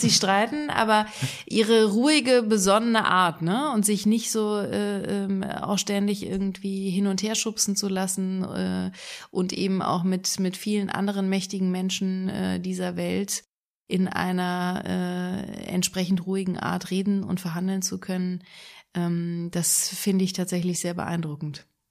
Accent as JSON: {"language": "German", "town": "Engelskirchen", "region": "North Rhine-Westphalia", "country": "Germany", "tie": "born or raised there", "also_born_or_lived": "Düsseldorf", "lives_now": "Cologne, Germany", "said": "Ich bin geboren in Engelskirchen, das ist im Bergischen Land, im Oberbergischen"}